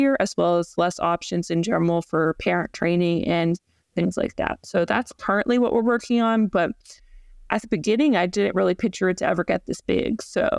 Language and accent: English; Georgia, United States; moved away as an adult; now in Florida, United States; So yeah, like I'm originally from Georgia, and I ended up moving to Florida to pursue my PhD at Florida State.